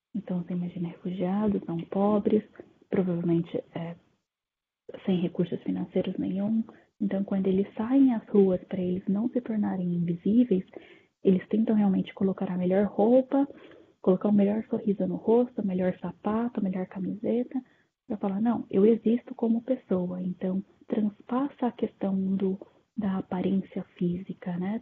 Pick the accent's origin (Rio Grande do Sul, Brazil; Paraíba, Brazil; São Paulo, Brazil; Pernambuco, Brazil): São Paulo, Brazil; interior of; now in Japan; moro atualmente é no Japão, sou do interior de São Paulo. Tenho pai japonês e mãe italiana, mas nasci no Brasil